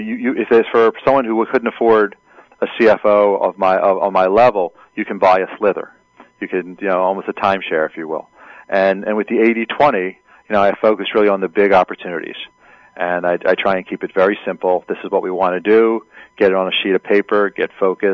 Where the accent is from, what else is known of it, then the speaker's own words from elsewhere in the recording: Philadelphia, Pennsylvania, United States; also born or lived in Pittsburgh; now in New Jersey, United States; I'm from the Philadelphia area, and we live in the Philly suburbs in New Jersey.